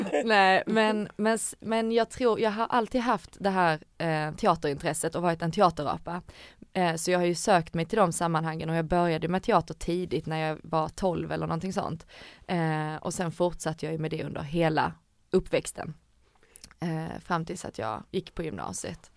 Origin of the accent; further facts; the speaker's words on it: Ängelholm, Skåne, Sweden; moved away as an adult; also born or lived in Helsingborg / Gothenburg; jag är uppvuxen i Skåne, i Ängelholm